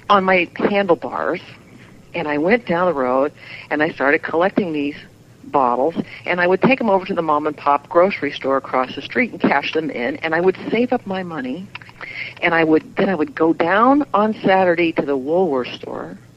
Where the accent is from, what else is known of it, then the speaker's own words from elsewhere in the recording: the Bible Belt, United States; Well, you know, we grew up in the Bible Belt, so this was the coolest thing